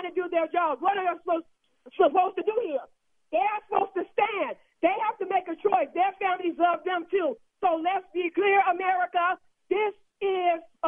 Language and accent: English; Chicago, Illinois, United States; I was born in Chicago